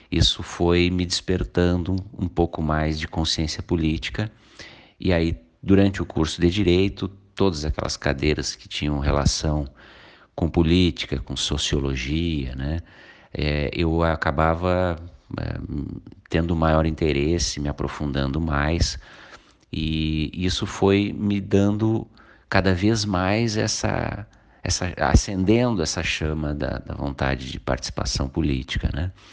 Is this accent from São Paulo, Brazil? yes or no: no; Canoas, Rio Grande do Sul, Brazil; É, eu sou nascido em Canoas, nasci e me criei em Canoas. É, me mudei para Eldorado do Sul em 2009